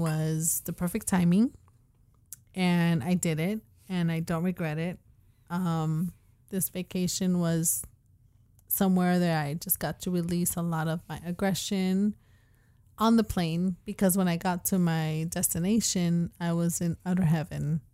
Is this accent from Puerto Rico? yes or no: yes; Puerto Rico; I'm from Puerto Rico